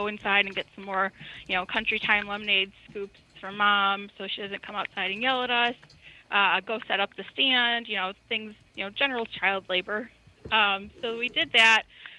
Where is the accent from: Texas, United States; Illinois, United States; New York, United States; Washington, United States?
Illinois, United States; Chicago; I am from Chicago, but it was not mob-related.